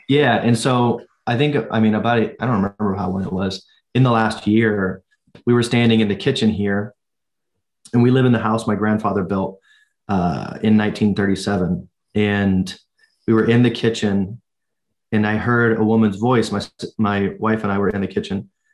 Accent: United States; as Americans

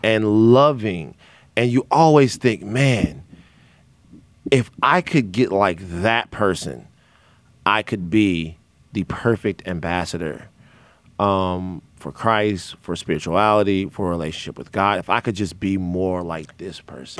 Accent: the South, United States; now in Los Angeles, United States; I am from the South

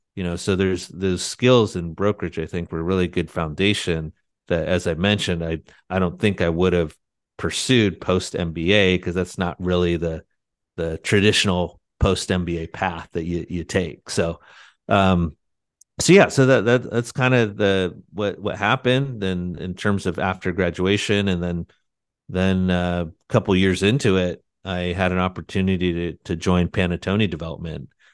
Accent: San Diego, California, United States; moved away as an adult; also born or lived in Annapolis, Maryland; Loved growing up in San Diego.

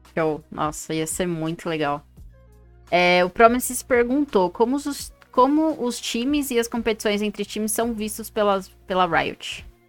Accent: São Paulo, Brazil; now in Brasília, Brazil; eu sou de São Paulo e tô em Brasília

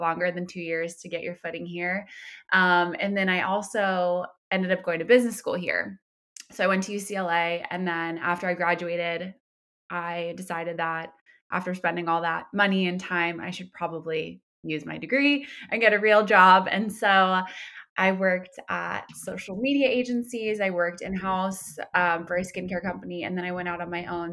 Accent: Somers, New York, United States; moved away as an adult; now in Los Angeles, United States; I'm from Westchester County. I'm from a town called Somers that no one has heard of.

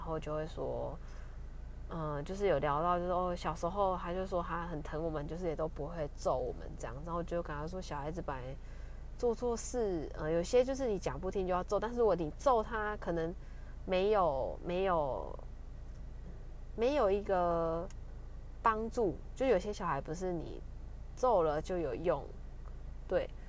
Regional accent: Kaohsiung, Taiwan; moved away; 我是高雄人

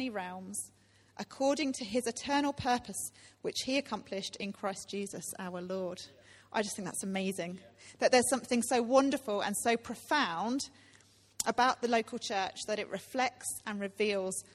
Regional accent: rural Cambridgeshire, East of England, United Kingdom; moved away as an adult; now in London, United Kingdom; I am from the UK. I grew up in Cambridgeshire, rural Cambridgeshire, and I moved to London in 2006

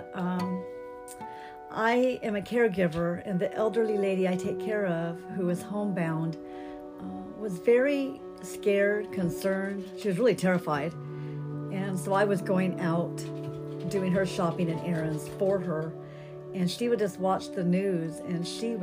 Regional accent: Downey, California, United States; also born or lived in Albuquerque, New Mexico; now in Hemet, United States; Originally, I was born in Albuquerque, New Mexico, and I grew up in Downey, California. But I've lived in Hemet for the last 25 years.

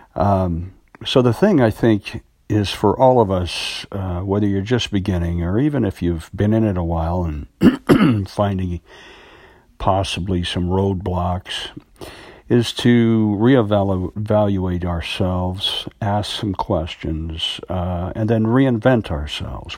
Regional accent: United States; I'm an American actor

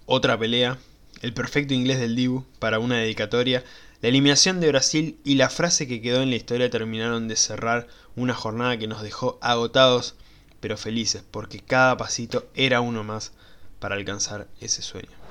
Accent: Argentina; como buen argentino

